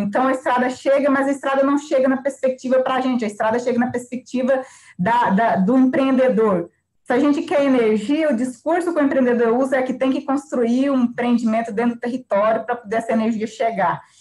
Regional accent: Kalunga quilombo community, Goiás, Brazil; lá da minha terra, da minha comunidade, né, comunidade Calunga

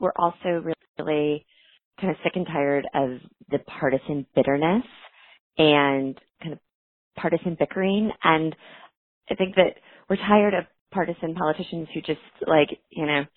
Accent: San Diego, California, United States; now in Orange County, United States; I grew up in San Diego, grew up in a blue-collar family

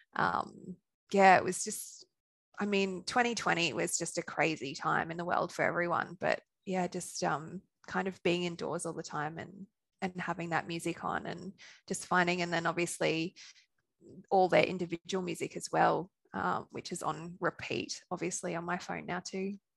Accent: Australia; accent: Australian; also born or lived in Sunshine Coast, Queensland / Brisbane; from my accent, you could tell I'm Australian

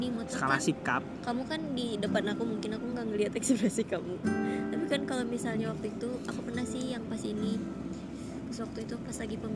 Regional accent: Bandung, West Java, Indonesia; aku orang Bandung tapi nyasar

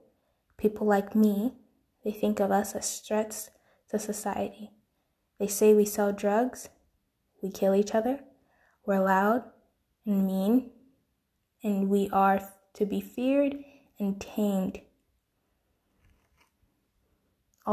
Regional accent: United States; proud of being American, proud to live in the land of the free.

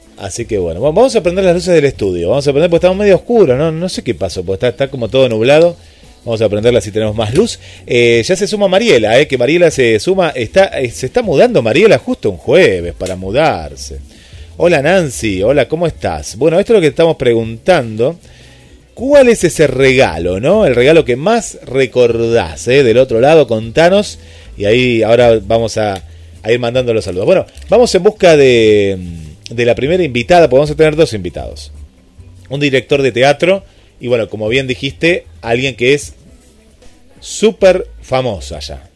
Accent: Argentina

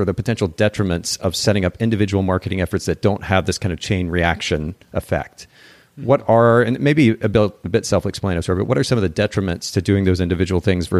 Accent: Japan; now in United States; I don't think this is much a thing here in the States, but I grew up in Japan

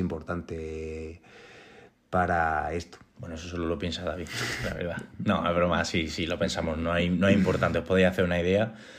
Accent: Linares, Andalusia, Spain; now in Granada, Spain; yo no soy de Granada, soy una, nací en Linares, que es una ciudad eh, capital de Jaén

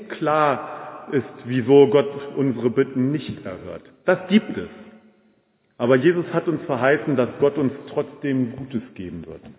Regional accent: Braunschweig, Lower Saxony, Germany; Ich bin ja in Braunschweig groß geworden, damals gab es noch Hertie.

